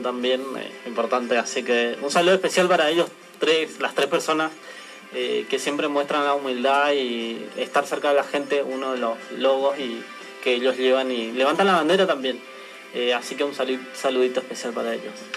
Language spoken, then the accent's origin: Spanish; Argentina; como argentino